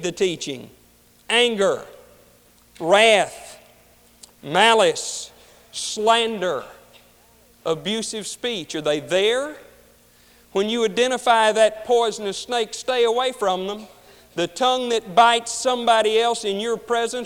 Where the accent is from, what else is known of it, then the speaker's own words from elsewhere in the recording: Deep South, United States; I grew up in the Deep South